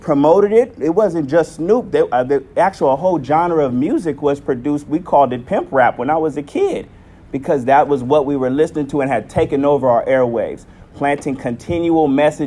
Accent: San Diego, California, United States; I'm from Southeast San Diego and literally Linda Vista, up the street

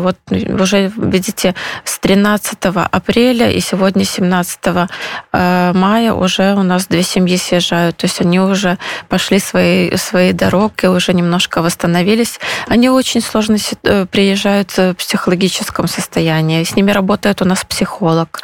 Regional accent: Belarus; moved away as an adult; now in Poland; я из Беларуси, мы семья из Беларуси

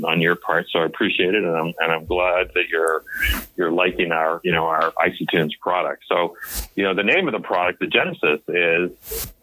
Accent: Montreal, Quebec, Canada; moved away as an adult; also born or lived in Toronto, Canada / Paris, Ontario, Canada; now in United States; I was born in Montreal and brought up in Montreal

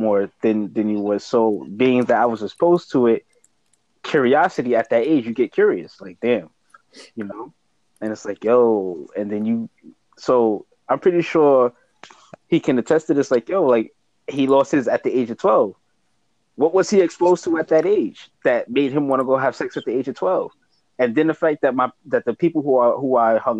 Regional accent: New York City, New York, United States; I grew up in Harlem during the crack era

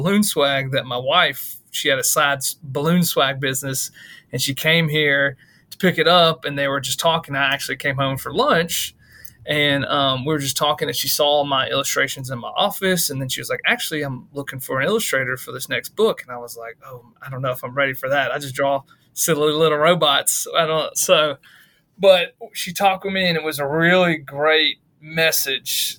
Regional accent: Shreveport, Louisiana, United States; now in Ruston, United States; I'm originally from Shreveport, Louisiana. I live in Ruston, Louisiana right now.

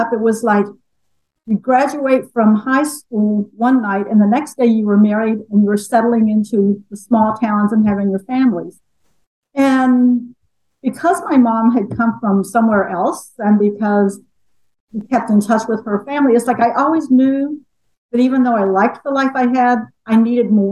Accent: Appalachia, United States; also born or lived in Rochester, New York; now in Bellingham, United States; I am a white woman who grew up in small town Appalachia

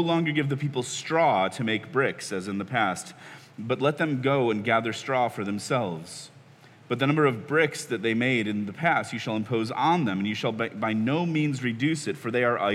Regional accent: Chicago, Illinois, United States; now in Washington, D.C., United States; I grew up in Chicago

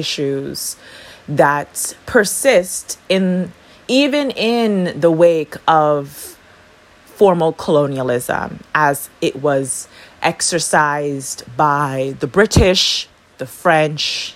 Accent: U.S. Virgin Islands; now in Saint Vincent and the Grenadines; I was born and raised in the Caribbean, but possess American citizenship by way of the territorial status of the island upon which I was born. The U.S. Virgin Islands is a U.S. territory

